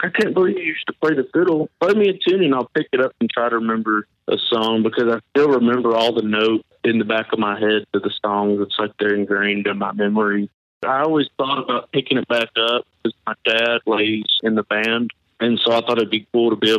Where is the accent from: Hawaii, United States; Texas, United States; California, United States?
Texas, United States; Abilene; also born or lived in Beaumont, Texas / Spring Branch, Texas; I was born in Beaumont, Texas, and I've lived in Abilene, Texas my entire life